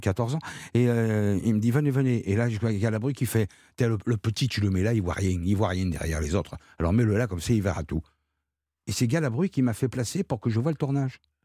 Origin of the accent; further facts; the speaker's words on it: Marseille, Provence-Alpes-Côte d'Azur, France; quand j'étais gamin à Marseille